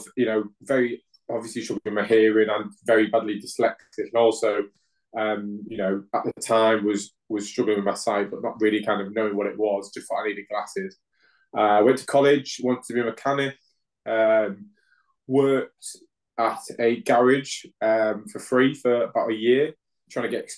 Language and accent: English; Hull, Yorkshire and the Humber, United Kingdom; now in Swindon, United Kingdom; I'm originally from Hull in Yorkshire. Currently living in Swindon